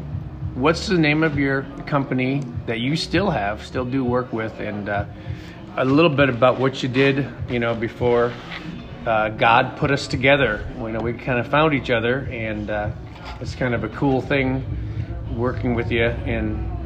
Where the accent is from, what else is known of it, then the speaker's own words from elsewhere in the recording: Pequot Lakes, Minnesota, United States; I'm from North Minnesota. I'm from a town called Pequot Lakes, North Minnesota.